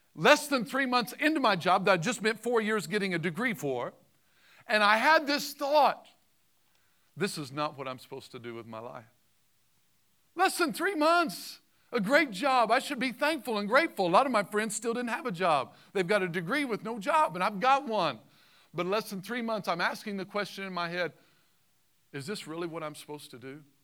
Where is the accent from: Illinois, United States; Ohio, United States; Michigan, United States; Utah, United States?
Illinois, United States; Southern; I'm from Southern Illinois